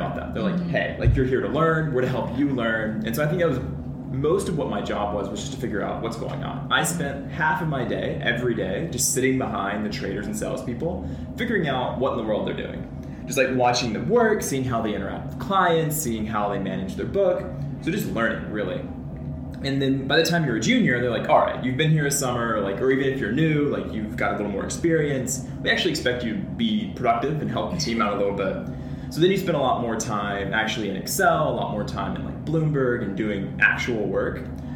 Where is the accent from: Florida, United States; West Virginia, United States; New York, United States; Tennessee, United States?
Tennessee, United States; Nashville; moved away; I'm originally from Nashville, Tennessee.